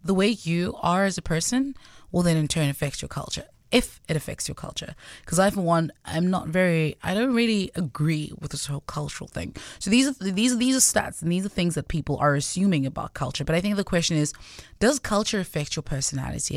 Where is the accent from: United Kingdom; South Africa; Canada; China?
South Africa; Gauteng; first language Sotho; English is a second language; also born or lived in Cape Town; I'm from Gauteng